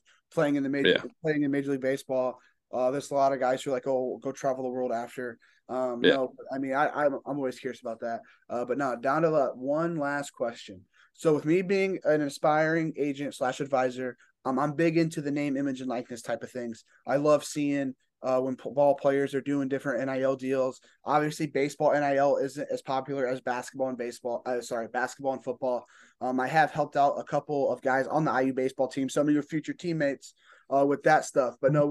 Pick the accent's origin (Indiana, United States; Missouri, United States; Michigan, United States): Indiana, United States; I am from Indiana